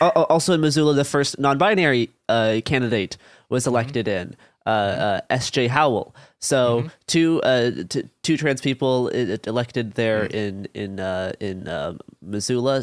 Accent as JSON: {"language": "English", "region": "Saskatchewan", "country": "Canada", "tie": "born or raised there", "said": "I grew up in Saskatchewan, which is like above Montana"}